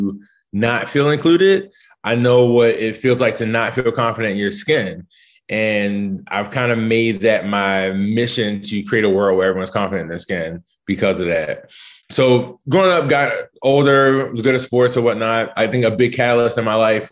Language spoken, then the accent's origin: English; Baltimore, Maryland, United States; moved away as an adult; also born or lived in Chapel Hill, North Carolina / Italy; now in Washington, DC, United States; I grew up in West Baltimore in the 80s.